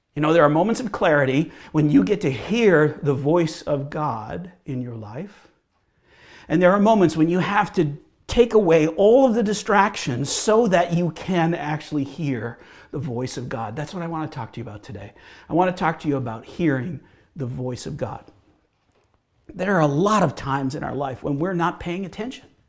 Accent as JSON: {"language": "English", "town": "Hamilton", "region": "Ontario", "country": "Canada", "tie": "born or raised there", "also_born_or_lived": "Michigan / Bowmanville, Ontario", "said": "I grew up in Hamilton, Ontario, and I'm a Ontario boy"}